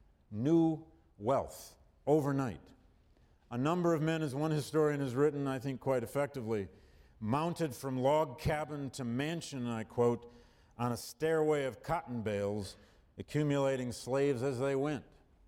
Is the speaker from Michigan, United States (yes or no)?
yes; Flint, Michigan, United States; moved away; when I was growing up in Flint, Michigan, in boom times